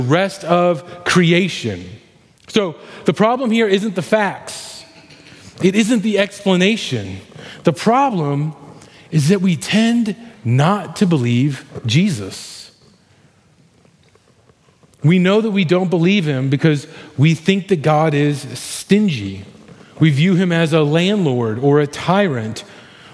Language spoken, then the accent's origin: English; Missouri, United States; I grew up in Missouri.